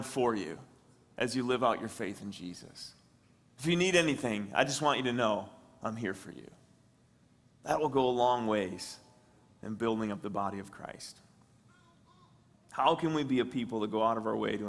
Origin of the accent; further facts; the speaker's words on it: West Branch, United States; moved away; my hometown, West Branch